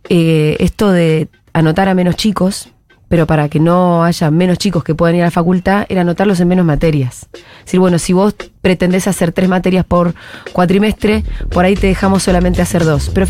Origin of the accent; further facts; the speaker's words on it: Bariloche, Río Negro, Argentina; moved away as an adult; now in Buenos Aires, Argentina; Yo me vine de Bariloche a estudiar a Buenos Aires y mis viejos me alquilaban un departamento donde yo vivía con mi hermana